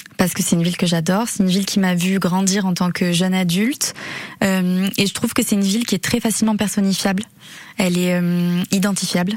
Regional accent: Arcachon Basin, Nouvelle-Aquitaine, France; moved away as an adult; now in Bayonne, France; Je suis originaire du bassin d'Arcachon

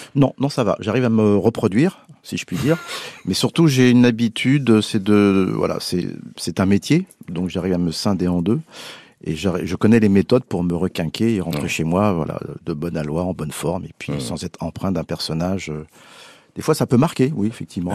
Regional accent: Paris, Île-de-France, France; je suis un vrai parisien gauche. Mais oui. même prendre l'accent de Belleville

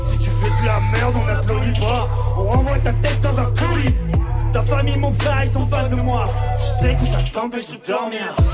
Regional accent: Angers, Pays de la Loire, France; Je me présente … Je viens d'Angers, AGS. Je viens surtout de la côte ouest.

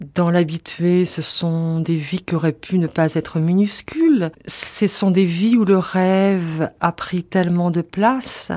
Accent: Orléans, Centre-Val de Loire, France; Quand j'étais petite fille à Orléans

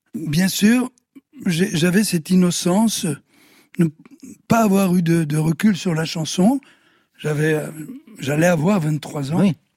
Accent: Sicily, Italy; moved away; also born or lived in Belgium; de la Sicile, euh, dont je suis originaire, et de la Belgique

